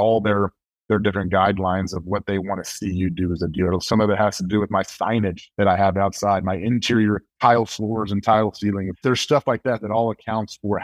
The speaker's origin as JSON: {"language": "English", "town": "Bryan", "region": "Texas", "country": "United States", "tie": "born or raised there", "said": "Being born and raised in Bryan College Station"}